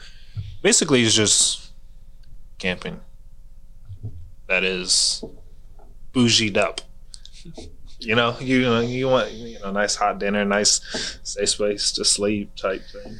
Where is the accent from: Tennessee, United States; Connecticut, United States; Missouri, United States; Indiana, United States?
Missouri, United States; Kansas City; also born or lived in Blue Springs; So born and raised in Kansas City